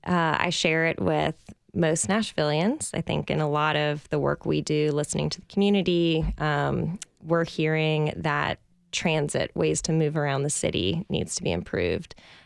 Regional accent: Louisiana, United States; So I grew up outside New Orleans, Louisiana, which is a wonderful place to grow up.

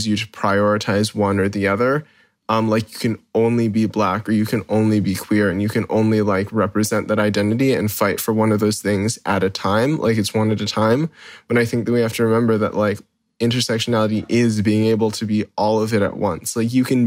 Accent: Hawaii, United States; I grew up here in Hawaii

